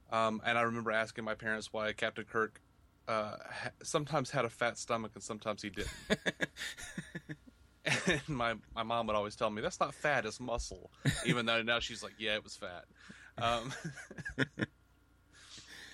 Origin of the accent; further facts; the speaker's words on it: Montgomery, Alabama, United States; Montgomery, Alabama.